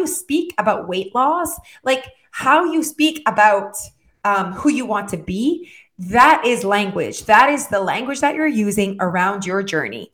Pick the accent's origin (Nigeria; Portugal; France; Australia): France; first language French; English is a second language; I am French, right? So my first language, my brain thinks en français